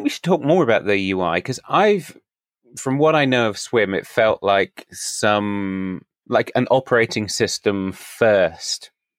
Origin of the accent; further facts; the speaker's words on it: United Kingdom; that my home country is small?